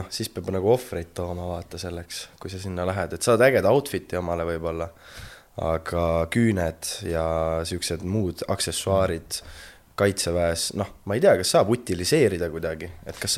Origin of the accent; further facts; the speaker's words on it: Tartu, Tartu County, Estonia; ja ma olen Tartust, ma olen kakskümmend kuus